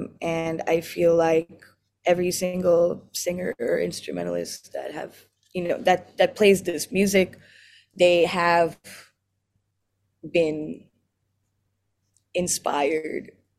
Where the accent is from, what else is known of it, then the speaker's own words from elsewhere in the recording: New Orleans, Louisiana, United States; I grew up in New Orleans